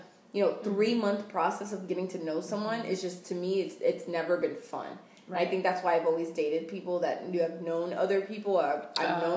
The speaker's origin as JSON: {"language": "English", "country": "Puerto Rico", "said": "Puerto Rico"}